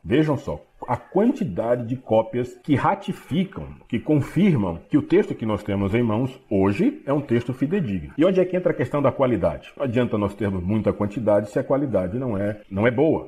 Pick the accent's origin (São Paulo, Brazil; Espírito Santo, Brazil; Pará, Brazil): Pará, Brazil; Belém; falo para vocês de Belém do Pará, sou paraense, nasci nesta cidade